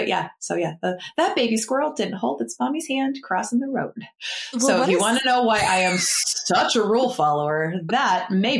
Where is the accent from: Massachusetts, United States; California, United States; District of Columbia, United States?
Massachusetts, United States; So I grew up in Massachusetts.